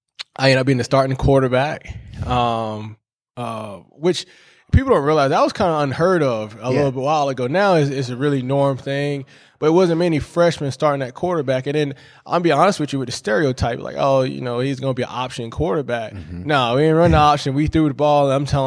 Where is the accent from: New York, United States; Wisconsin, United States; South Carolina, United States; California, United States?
South Carolina, United States; St. George; I'm from St. George, South Carolina. A lot of people know it as kind of like Charleston, South Carolina. Came up to Clemson 2011 on a full academic scholarship and football.